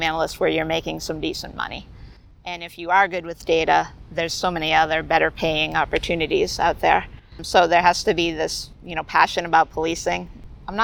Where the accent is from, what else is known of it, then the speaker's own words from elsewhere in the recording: Massachusetts, United States; I'm from Massachusetts